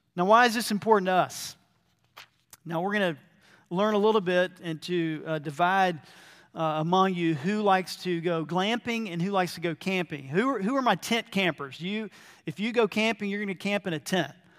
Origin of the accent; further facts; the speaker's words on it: Georgia, United States; moved away as an adult; also born or lived in Brazil; growing up in Georgia and then coming back to Georgia